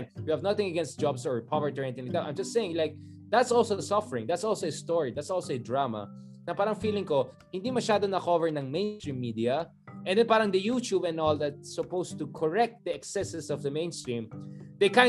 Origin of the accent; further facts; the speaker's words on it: Philippines; bilang isang Pilipino